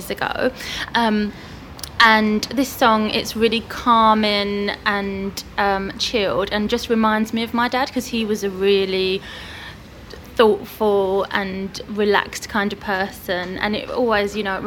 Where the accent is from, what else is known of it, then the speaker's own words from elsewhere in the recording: Hertfordshire, East of England, United Kingdom; moved away as an adult; also born or lived in China / Middle East; now in Tring, United Kingdom; I grew up in Hertfordshire, close to where we are today.